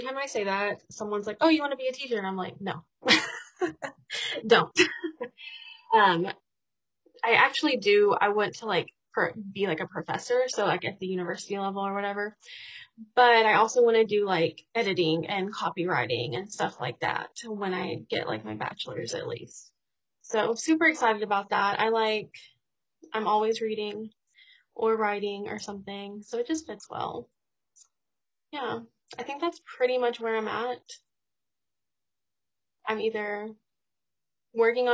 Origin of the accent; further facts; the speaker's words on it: East Texas, United States; I am from East Texas